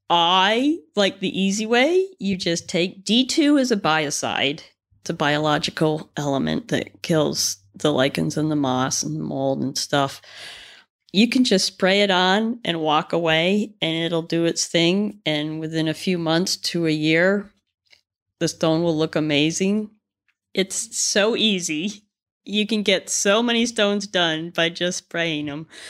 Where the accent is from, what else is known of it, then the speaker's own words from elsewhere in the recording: Connecticut, United States; now in Vermont, United States; we grew up in Connecticut